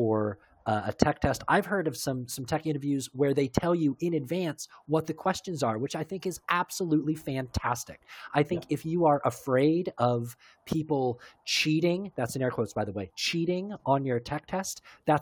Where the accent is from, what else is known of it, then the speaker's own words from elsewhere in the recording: United States; I'm American